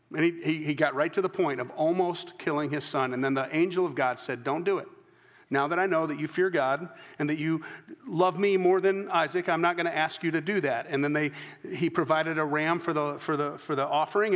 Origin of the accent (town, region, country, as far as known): the American South, United States; accent: less sophisticated Southern